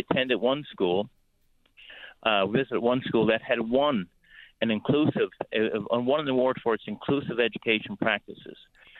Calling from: Newfoundland and Labrador, Canada; I'm up here. I'm calling from Labrador West today.

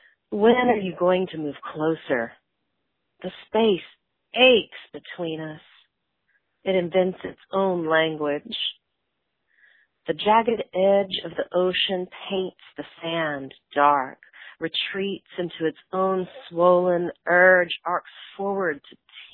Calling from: Houston, Texas, United States; I'm calling from Houston, Texas

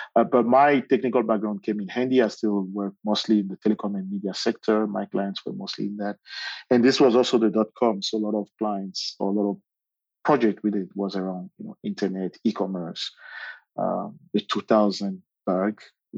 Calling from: Johannesburg, Gauteng, South Africa; I'm calling in from Johannesburg, South Africa.

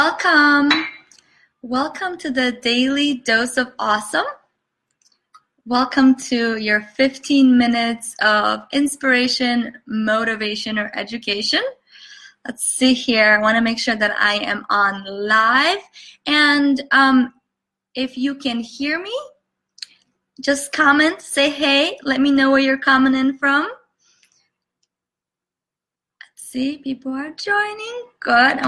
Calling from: Chicago, Illinois, United States; I am coming in from Chicago. Nice cold Chicago with lots of snow.

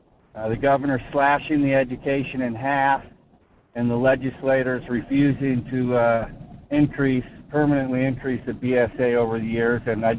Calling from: Fairbanks, Alaska, United States; calling from Fairbanks.

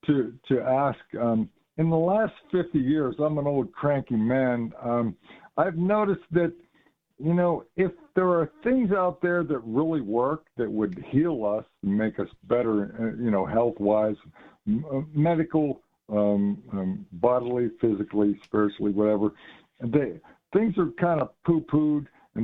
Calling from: Pennsylvania, United States; I'm from Western Pennsylvania.

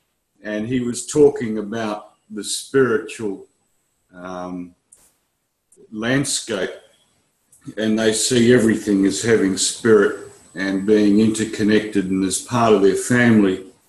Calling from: Perth, Western Australia, Australia; I'm connected from Perth in Western Australia.

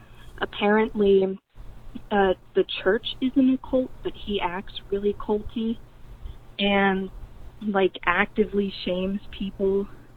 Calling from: Georgia, United States; Hey, Owen. … I'm from Georgia.

